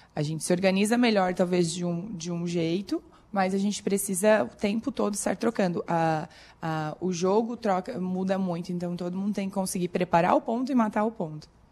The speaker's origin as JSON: {"language": "Portuguese", "town": "Corupá", "region": "Santa Catarina", "country": "Brazil", "moved": "as an adult", "lives_now": "Criciúma, Brazil", "said": "Eu sou de Corupá, no norte do estado, perto de Joinville, Jaraguá do Sul, lá pra cima."}